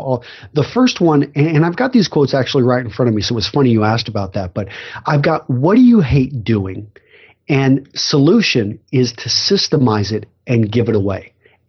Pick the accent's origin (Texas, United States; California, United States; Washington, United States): Texas, United States; also born or lived in Iowa; I grew up in West Texas, ended up going to college in Iowa, went into the Marine Corps, served as an officer.